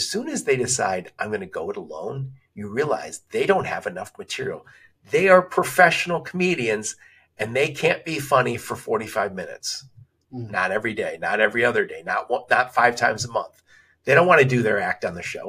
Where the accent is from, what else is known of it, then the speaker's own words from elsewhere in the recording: Dearborn, Michigan, United States; I am from the Detroit metro area. I grew up in Dearborn, right outside Detroit